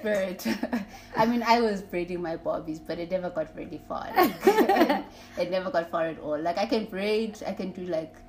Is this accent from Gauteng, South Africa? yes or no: yes; Soweto, Gauteng, South Africa; I'm also a Soweto girl. I'm from Soweto. Pimville.